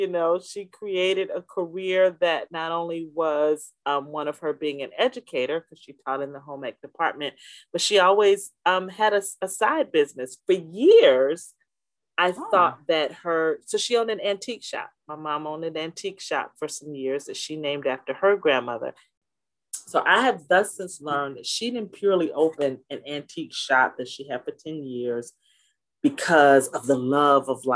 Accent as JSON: {"language": "English", "town": "Orangeburg", "region": "South Carolina", "country": "United States", "tie": "born or raised there", "said": "I grew up in a small town in South Carolina, Orangeburg, South Carolina."}